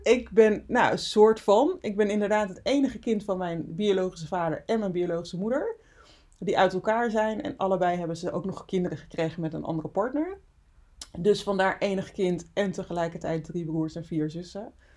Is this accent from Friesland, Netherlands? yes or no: yes; Friesland, Netherlands; also born or lived in Suriname; geboren in Suriname, getogen in Friesland.